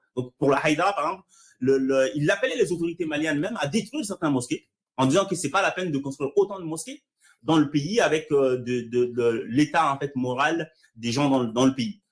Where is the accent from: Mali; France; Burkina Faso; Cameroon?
Mali; moved away; je suis né au Mali et que j'ai grandi dans ce cadre-là